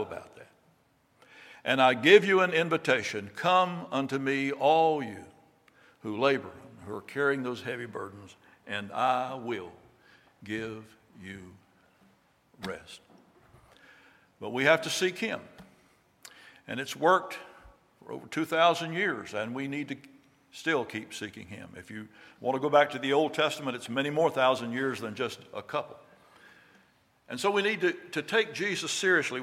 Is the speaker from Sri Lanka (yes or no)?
no; Raeford, North Carolina, United States; I was raised down in Rayford in Hoke County